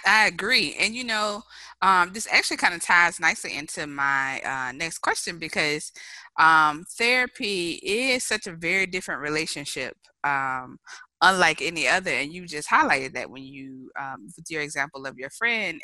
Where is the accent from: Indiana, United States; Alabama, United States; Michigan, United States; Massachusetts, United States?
Alabama, United States; Mobile; my hometown of Mobile, Alabama